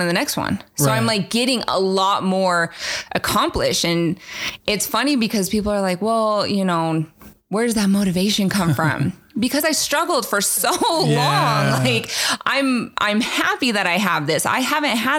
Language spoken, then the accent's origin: English; the South, United States; I was raised in the South